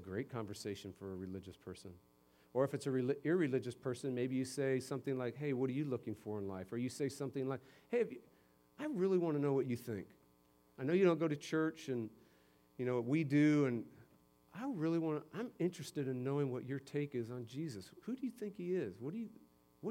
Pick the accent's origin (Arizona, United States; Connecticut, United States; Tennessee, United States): Connecticut, United States; Simsbury; moved away; my hometown up in Simsbury, Connecticut